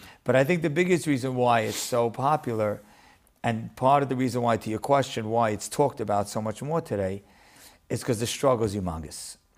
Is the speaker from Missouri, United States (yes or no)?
no; Deal, New Jersey, United States; also born or lived in Lakewood, New Jersey; Well, I grew up in Deal